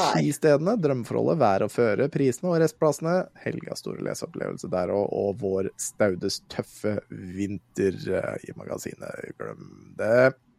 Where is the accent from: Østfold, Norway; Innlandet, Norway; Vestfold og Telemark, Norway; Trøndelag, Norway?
Østfold, Norway; Våler; now in Moss, Norway; jeg er fra Våler, jeg, sånn egentlig. Jeg bor i Moss